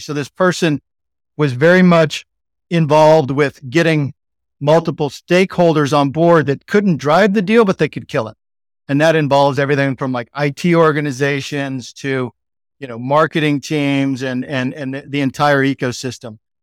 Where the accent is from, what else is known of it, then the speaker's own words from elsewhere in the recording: Texas, United States; accent: Texan; I'm like Texan in Sydney, Texan accent, American accent